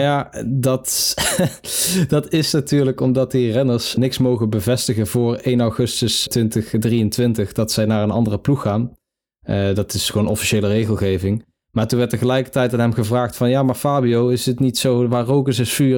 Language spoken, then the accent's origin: Dutch; Netherlands; Als Nederlander